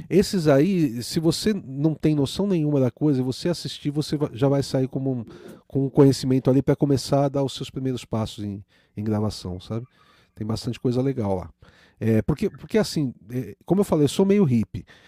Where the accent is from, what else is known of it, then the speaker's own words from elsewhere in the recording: Brazil; o brasileiro, a gente é colonizado